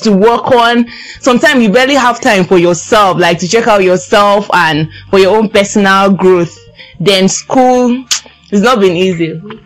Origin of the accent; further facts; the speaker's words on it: Nigeria; I'm a Nigerian student.